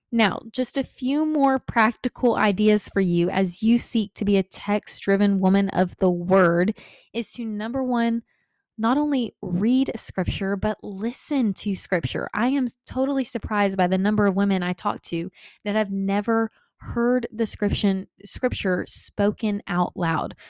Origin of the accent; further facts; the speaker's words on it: Texas, United States; Growing up in Texas